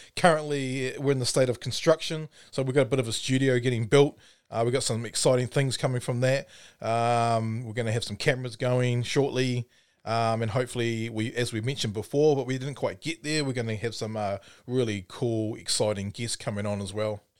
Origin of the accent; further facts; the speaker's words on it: Timaru, Canterbury, New Zealand; I'm from Timaru